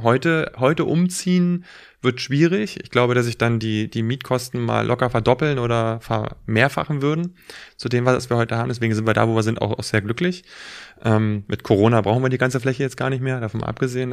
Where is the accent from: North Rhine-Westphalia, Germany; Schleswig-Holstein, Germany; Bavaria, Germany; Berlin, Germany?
Berlin, Germany; Also ich bin ähm, ähm, auf der Ostseite groß geworden